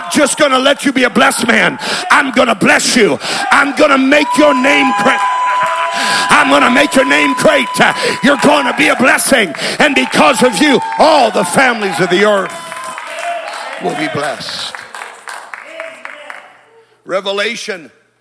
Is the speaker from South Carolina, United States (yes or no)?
no; California, United States; I'm from California.